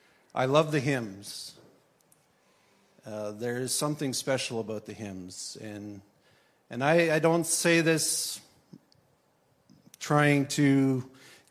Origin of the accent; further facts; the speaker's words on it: Swift Current, Saskatchewan, Canada; moved away as an adult; now in southern Ontario, Canada; I was born in Swift Current, Saskatchewan. I'm a Saskatchewan boy, born out west, grew up out west.